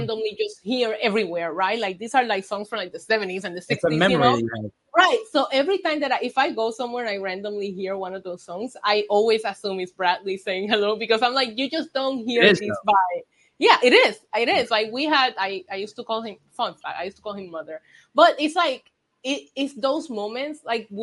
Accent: Puerto Rico; moved away as an adult; also born or lived in United States; I grew up in Puerto Rico and I lived in Puerto Rico 19 years before I left for the States

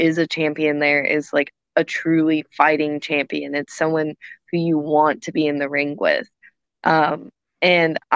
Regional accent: United States; I'm American

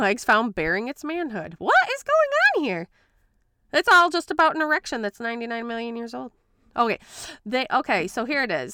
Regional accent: Grand Rapids, Michigan, United States; accent: Midwestern slash Boston; also born or lived in Florida; I've been in, like, the Grand Rapids area most of my life

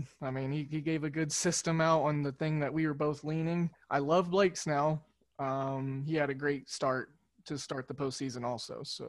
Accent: Oklahoma, United States; since I'm living back in my home state of Oklahoma

